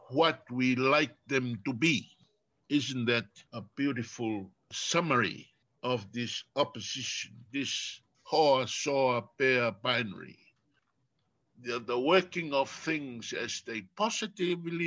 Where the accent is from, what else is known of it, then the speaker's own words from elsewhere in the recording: Tonga; first language Tongan; English is a second language; I am Tongan, and Tongan is my first language